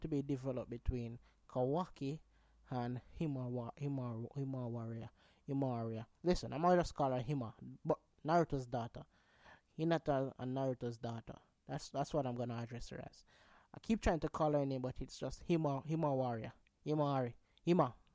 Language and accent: English; Jamaica; I'm Jamaican